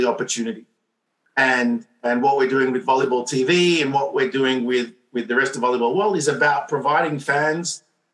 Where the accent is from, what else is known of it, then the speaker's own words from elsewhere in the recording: Montreal, Quebec, Canada; I'm from Montreal